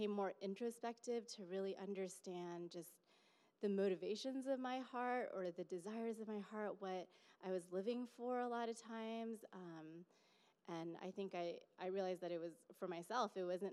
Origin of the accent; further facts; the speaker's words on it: Fremont, California, United States; I grew up in Fremont, so still in the Bay Area